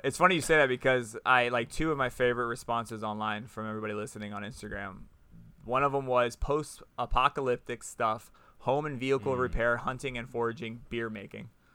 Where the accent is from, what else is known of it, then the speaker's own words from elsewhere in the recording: Florida, United States; so we're all from Florida